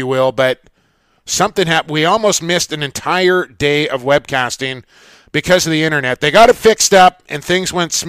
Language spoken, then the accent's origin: English; Vancouver, British Columbia, Canada; I'm from Vancouver.